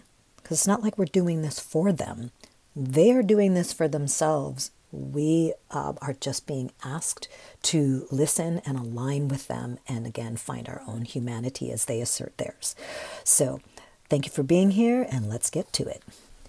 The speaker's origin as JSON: {"language": "English", "town": "San Francisco", "region": "California", "country": "United States", "tie": "born or raised there", "said": "I love San Francisco. It is too damn expensive. I grew up in Sunnydale Projects at the time."}